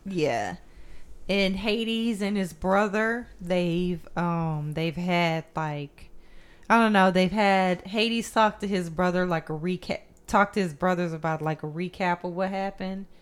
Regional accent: United States; I'm just American

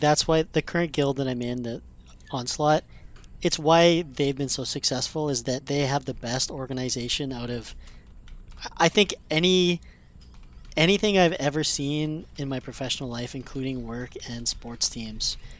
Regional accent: Canada; me being Canadian

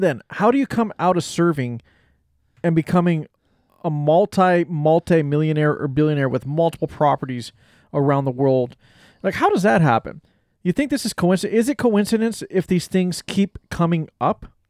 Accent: United States; we as the American public

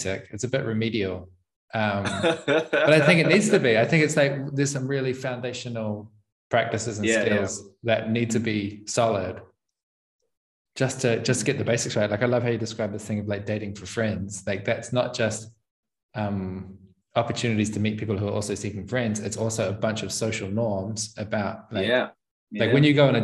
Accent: New Zealand; moved away; I come from New Zealand

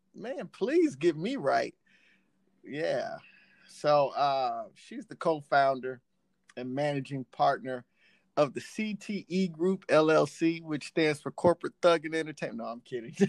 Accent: Texas, United States; born and raised in Texas

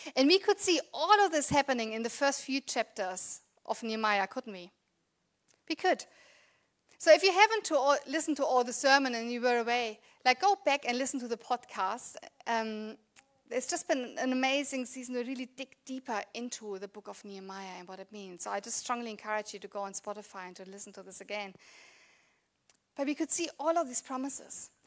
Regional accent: Germany; English is a second language; moved away as an adult; now in Australia; I grew up, was born and grew up in Germany

